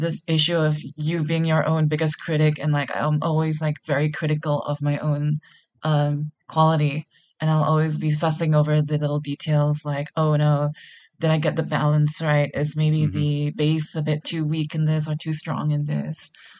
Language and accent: English; Singapore; I'm a producer from Singapore.